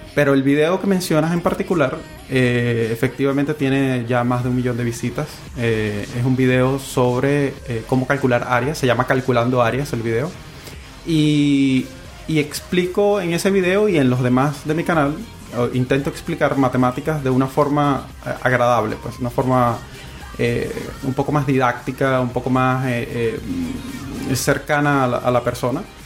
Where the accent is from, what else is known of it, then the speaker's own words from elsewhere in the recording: Venezuela; moved away as an adult; now in Chile; yo soy em, venezolano, para comenzar. Eh, tengo aquí en Chile aproximadamente dos años